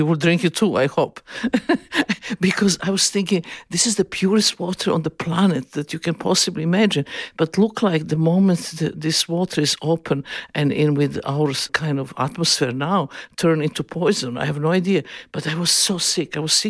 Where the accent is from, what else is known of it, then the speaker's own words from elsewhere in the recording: Serbia; born there; English is a second language; I always feel that I was born in Yugoslavia, but some kind of mistake with the parents I was born.